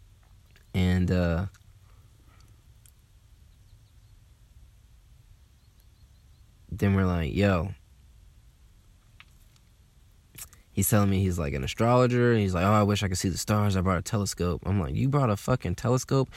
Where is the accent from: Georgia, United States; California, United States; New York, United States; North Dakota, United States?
Georgia, United States; Atlanta; I'm from Atlanta